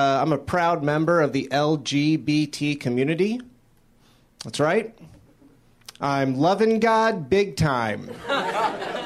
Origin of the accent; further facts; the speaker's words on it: Florida, United States; I'm originally from Florida